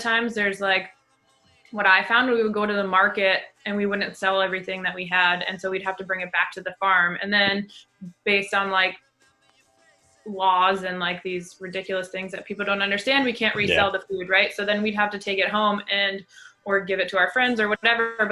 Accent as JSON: {"language": "English", "region": "Central Massachusetts", "country": "United States", "tie": "born or raised there", "also_born_or_lived": "Seattle", "moved": "as an adult", "said": "moving home to Massachusetts where we grew up"}